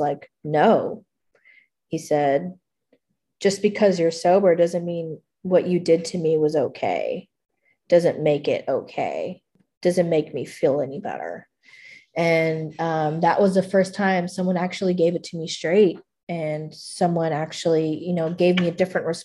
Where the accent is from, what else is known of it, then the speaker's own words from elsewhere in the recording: McAllen, Texas, United States; moved away as an adult; now in Kerrville, United States; I went back home to my hometown to make some amends. I made the trip from Kerrville back to McAllen to make amends.